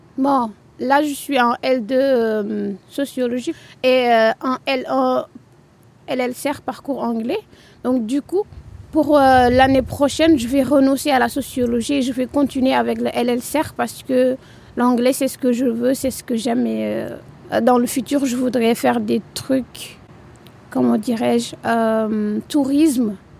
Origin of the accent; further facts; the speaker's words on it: Rufisque, Dakar, Senegal; moved away as an adult; now in Tours, France; Je viens de Dakar, plus particulièrement à Rufus. C'est un département de Dakar.